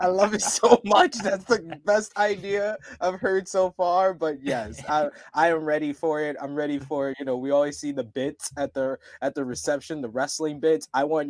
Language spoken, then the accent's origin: English; New York City, New York, United States; born or raised there